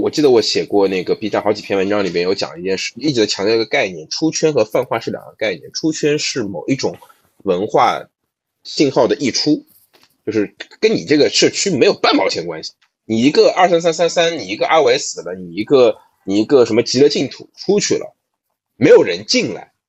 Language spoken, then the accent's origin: Chinese; Shanghai, China; 对，上海人是有很明确的社区化的一种黑化体系的，你知道吗？对，就我们上海人看